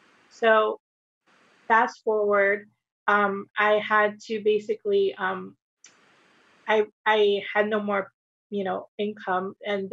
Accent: Takoma Park, Maryland, United States; also born or lived in Guatemala; now in Florida, United States; Yes, so I'm originally from Maryland. Okay. I was born in Tacoma Park. I actually moved to Guatemala for a little bit with my mom and my family. And then we moved here to Florida, South Florida.

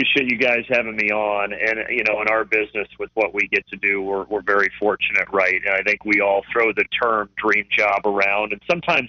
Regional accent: Indiana, United States; moved away; even though I grew up in Indiana

